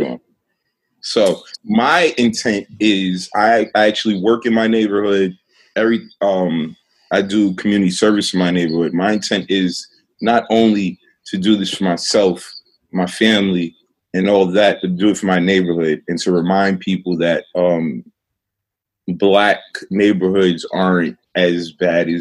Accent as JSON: {"language": "English", "town": "New York City", "region": "New York", "country": "United States", "tie": "born or raised there", "said": "I was raised in Brownsville, Brooklyn, which is a notoriously bad neighborhood in Brooklyn"}